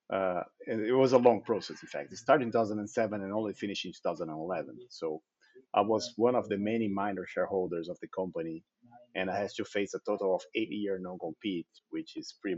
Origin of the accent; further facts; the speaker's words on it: Brazil; also born or lived in Netherlands; my family moved back to Brazil when I was just 8 months old